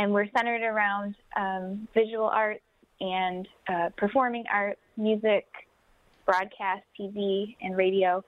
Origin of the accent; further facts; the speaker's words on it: Wyandotte, Michigan, United States; I'm originally from Wyandotte. I live here now